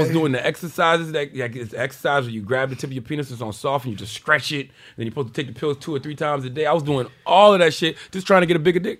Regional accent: Southern United States, United States; I'm from the South, man.

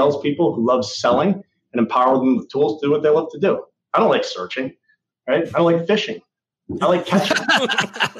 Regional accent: New England, United States; I'm a New England guy

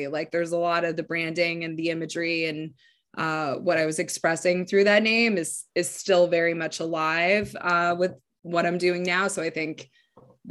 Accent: Yukon, Canada; I was born in the Yukon

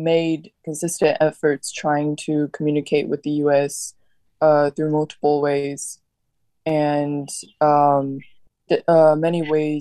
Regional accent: Shanghai, China; also born or lived in United States; I grew up in Shanghai

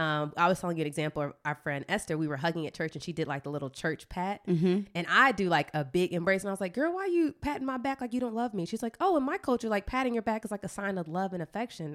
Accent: East Point, Georgia, United States; I'm from East Point

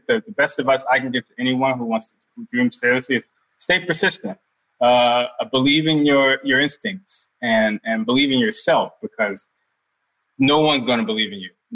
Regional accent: Newark, New Jersey, United States; we're from Newark, New Jersey. Our father went to prison when we were six. We grew up poor

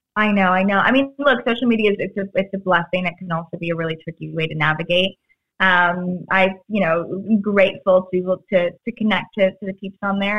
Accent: Florida, United States; moved away; I grew up with Publix in Florida

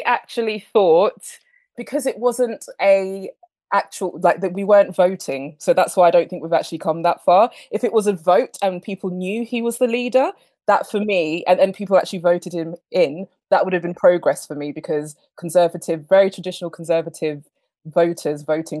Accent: England, United Kingdom; also born or lived in Harare, Zimbabwe; So I was born in Zimbabwe, in the capital Harare. I came here to England when I was 6.

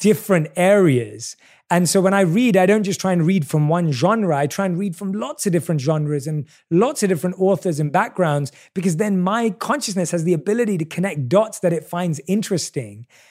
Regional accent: London, United Kingdom; I obviously was born and raised in London

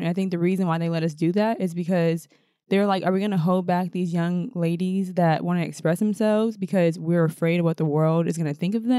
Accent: Minnesota, United States; now in New York City, United States; growing up in the Midwest, especially being women of color, and not only just women of color, but being Black women in Minnesota

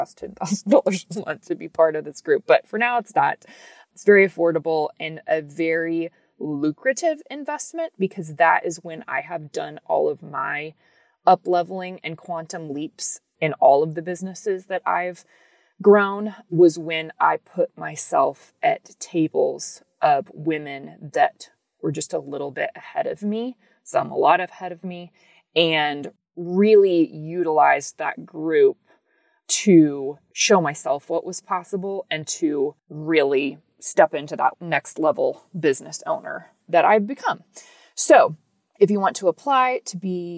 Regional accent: Texas, United States; So I live in Texas. I'm from Texas

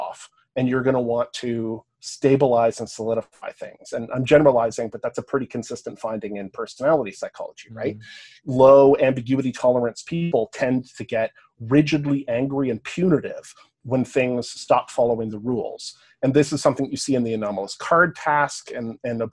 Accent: Canada; accent: Canadian; also born or lived in Cambridge, England; I have a Canadian accent

